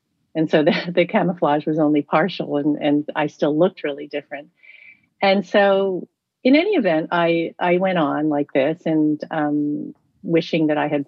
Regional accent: United States; moved away as an adult; also born or lived in Spain / Darjeeling, India / New Jersey, United States / Marin County, California, United States; now in Tokyo, Japan; I'm based in Tokyo where I've lived for many years. And I grew up in New Jersey and in the Bay Area in Marin. And I grew up, my mother is Tibetan from Darjeeling and my father is American or was American from New Jersey.

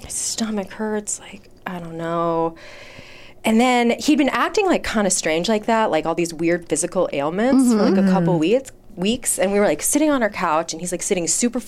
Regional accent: Chicago, Illinois, United States; moved away as an adult; now in Los Angeles, United States; I grew up in Chicago in this like very small community called Hyde Park.

